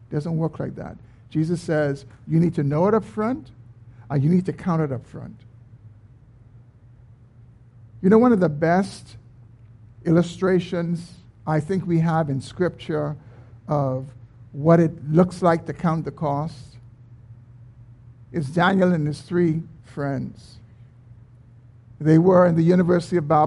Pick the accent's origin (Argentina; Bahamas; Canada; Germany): Bahamas; we grew up in the Bahamas